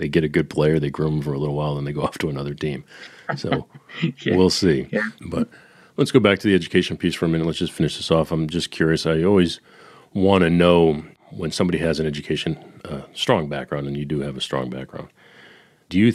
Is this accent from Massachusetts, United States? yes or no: yes; Boston, Massachusetts, United States; I was born and raised in Boston